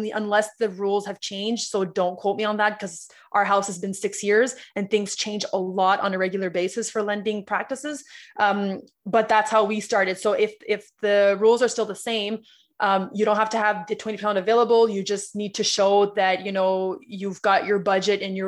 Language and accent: English; Ottawa, Ontario, Canada; I'm from Ottawa